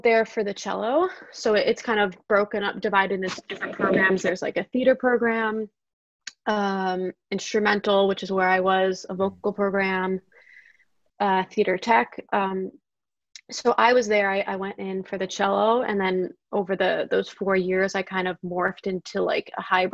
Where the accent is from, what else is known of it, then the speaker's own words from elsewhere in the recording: New York City, New York, United States; I came from South Brooklyn, taking the train all the way up to 67th Street